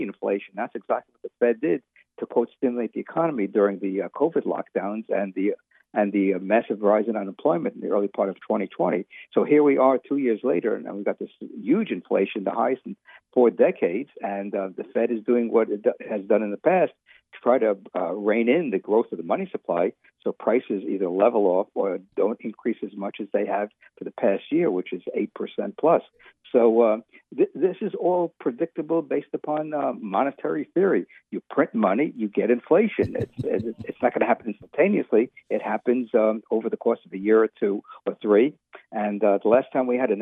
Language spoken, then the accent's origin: English; New York City, New York, United States; When I was growing up in the United States, in New York City in the 1950s and 60s